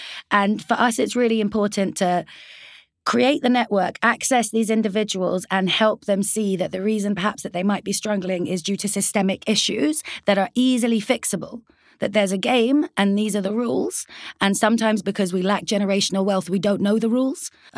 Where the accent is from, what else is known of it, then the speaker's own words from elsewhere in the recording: United Kingdom; We serve it, as you've seen, slightly differently because we're British Afghan.